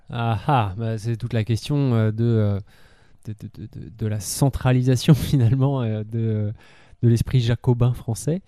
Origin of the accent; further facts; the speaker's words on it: France; en tant que français